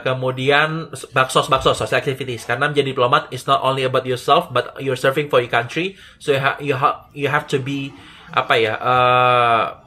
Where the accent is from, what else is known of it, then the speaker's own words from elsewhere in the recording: Padang, West Sumatra, Indonesia; moved away as an adult; also born or lived in Yogyakarta; Aku orang Padang tapi kuliah di Jogja